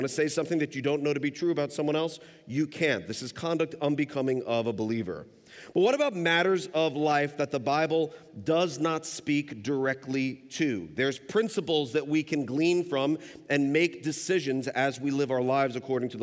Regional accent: New York City, New York, United States; now in Northern Kentucky, United States; We live in Northern Kentucky. We've lived there for the past 17 years, but I'm originally from New York City

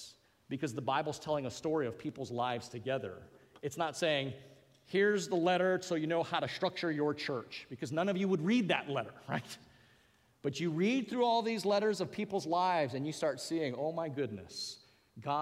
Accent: Hawaii, United States; accent: Pidgin; I come from Hawaii, so I'm going to go into a little pigeon here

